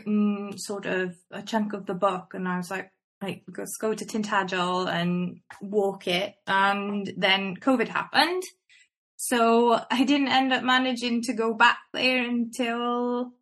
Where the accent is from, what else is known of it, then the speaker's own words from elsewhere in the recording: Welsh, Wales, United Kingdom; I'm Welsh